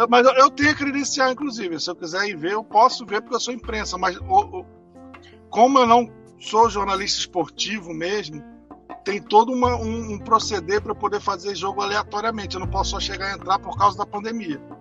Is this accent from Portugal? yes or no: no; Rio de Janeiro, Brazil; also born or lived in Nordeste; now in Northeast Brazil; eu sou do Rio de Janeiro, apesar de morar no Nordeste